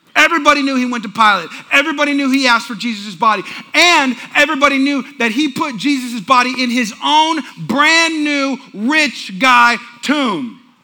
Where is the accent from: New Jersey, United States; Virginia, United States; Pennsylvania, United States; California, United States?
California, United States; now in Texas, United States; I'm from California. In the Bay Area, it ain't cool to be a Christian there